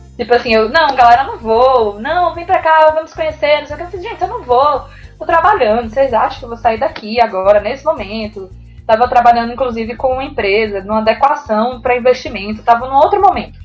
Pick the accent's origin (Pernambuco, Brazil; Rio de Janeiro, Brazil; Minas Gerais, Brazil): Pernambuco, Brazil; Recife; moved away as an adult; now in São Paulo, Brazil; eu estou em São Paulo, mas eu sou de Recife.